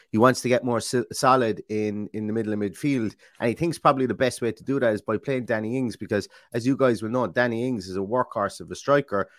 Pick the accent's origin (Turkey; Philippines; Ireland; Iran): Ireland; I'm Irish